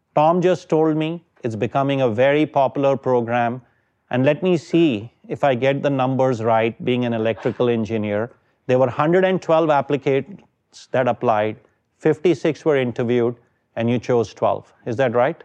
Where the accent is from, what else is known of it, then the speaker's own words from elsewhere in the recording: India; moved away as an adult; I am from India.